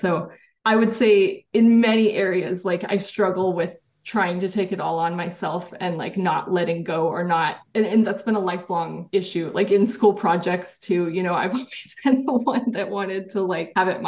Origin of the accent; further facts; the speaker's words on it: San Jose, California, United States; also born or lived in Washington State; growing up in Silicon Valley and the school I went